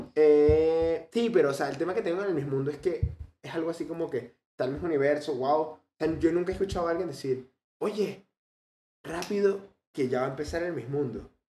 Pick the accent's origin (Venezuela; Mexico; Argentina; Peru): Venezuela; Aquí en Venezuela no decimos curvilínea, sino decimos pepiada